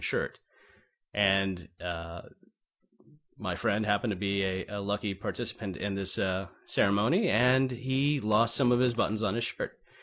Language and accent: English; Navarre, Florida, United States; back to my hometown of, uh, well, Navarre, Florida